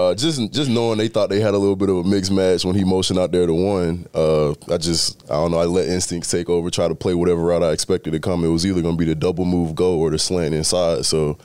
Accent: Georgia, United States; I mean, I'm a kid from South Georgia.

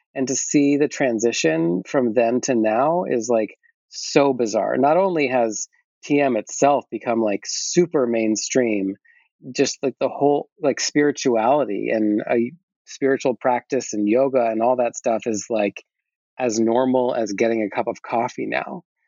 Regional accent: Fairfield, Iowa, United States; moved away as an adult; also born or lived in Rye, New York / Washington, D.C.; In third grade, I moved to Iowa and I stayed there through my first year of college and then I moved to New York

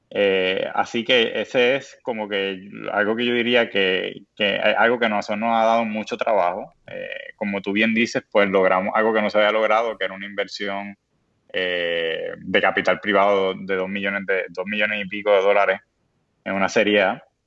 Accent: Puerto Rico; lo somos los puertorriqueños

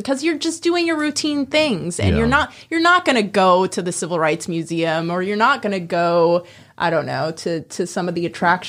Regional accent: Tucson, Arizona, United States; now in Memphis, United States; I grew up in Tucson, and you know, as a kid in Tucson, you're just like, it's hot. There's nothing to do. It's just sand and desert.

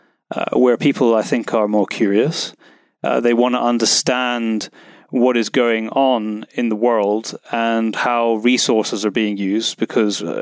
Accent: Scotland, United Kingdom; accent: British; Scotland, which is my home country

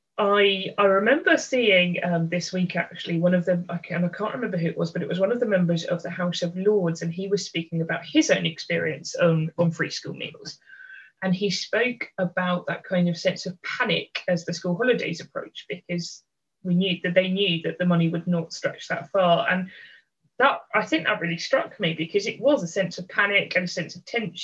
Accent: London, United Kingdom; So I am the oldest of three kids. We grew up in London.

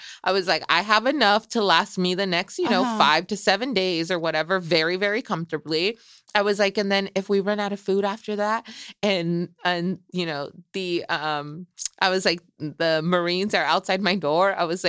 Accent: Michoacán, Mexico; my chilaquiles are still gonna be on point, girl, because I'm from Michoacan and we put egg in there.

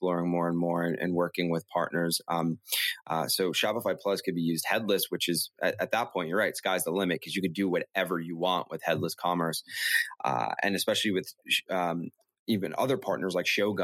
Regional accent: New York City, New York, United States; I actually grew up in Brooklyn, and I grew up on Avenue X

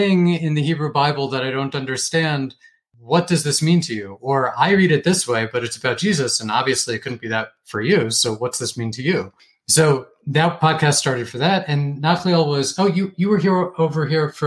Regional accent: Northern Virginia, United States; moved away as an adult; also born or lived in Boston area; now in Jerusalem, Israel; I grew up in Northern Virginia and then went to school in the Boston area

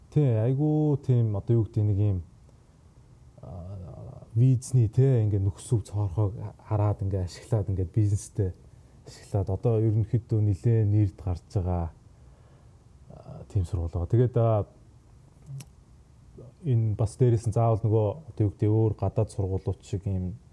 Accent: Sükhbaatar, Selenge Province, Mongolia; moved away as an adult; also born or lived in Ulaanbaatar, Mongolia; now in United States; Сэлэнг аймгийн Сүхбаатар суванд төрж өссөн байгаа.

